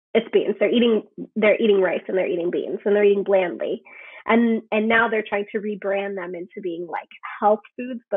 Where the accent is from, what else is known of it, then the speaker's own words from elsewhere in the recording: Guatemala; My family, I'm from Guatemala.